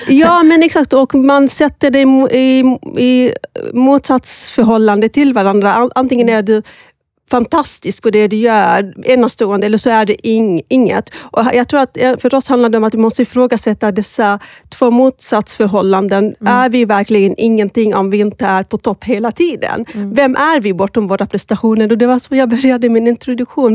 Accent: Malmö, Skåne, Sweden; moved away as an adult; now in Stockholm, Sweden; Jag är född i Malmö, um, men flyttade till Stockholm för snart tio år sedan

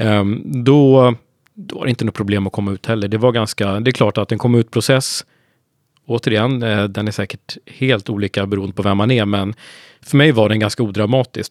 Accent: Hudiksvall, Gävleborg County, Sweden; now in Sollentuna, Sweden; norrlänning från början, men nu har jag faktiskt bott i Stockholm längre än vad jag bodde uppe i Hudiksvall, där jag kommer ifrån, i mm. Hälsingland.

